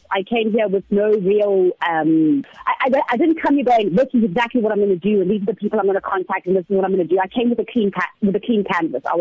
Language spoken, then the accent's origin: English; South Africa; I grew up on TV in South Africa. I started at such a young age that it all just it all just happened.